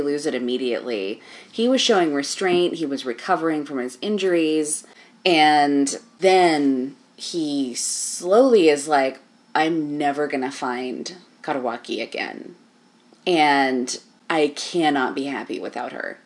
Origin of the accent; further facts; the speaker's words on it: United States; as an American person